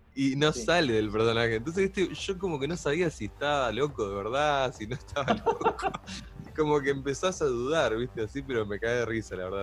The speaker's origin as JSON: {"language": "Spanish", "town": "Pilar", "region": "Buenos Aires Province", "country": "Argentina", "said": "somos de Pilar"}